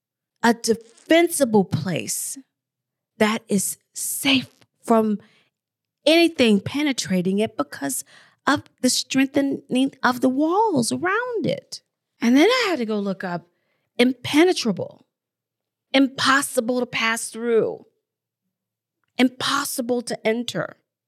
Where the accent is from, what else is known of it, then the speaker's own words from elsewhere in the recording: Texas, United States; born there; I didn't grow up in Texas, but I was born in Texas. And so I'm very familiar when I would go back in the summertime with the hurricanes and some parts tornadoes.